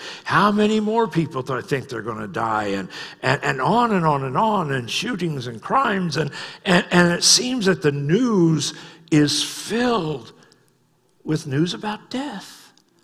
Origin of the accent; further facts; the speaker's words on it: United States; I'm an American